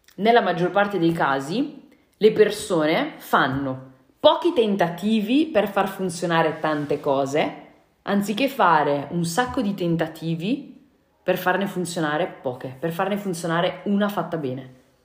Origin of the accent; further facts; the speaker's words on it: Brescia, Lombardy, Italy; da bresciana ti garantisco che so molto bene cosa vuol dire quando c'è la nebbia